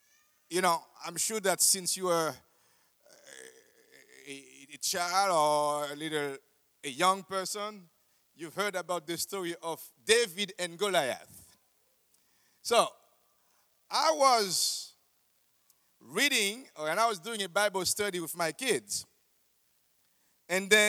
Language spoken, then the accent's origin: English; Haiti